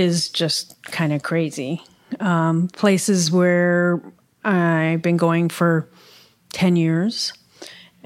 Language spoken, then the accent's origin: English; Ohio, United States; moved away; also born or lived in San Francisco Bay Area; growing up in Ohio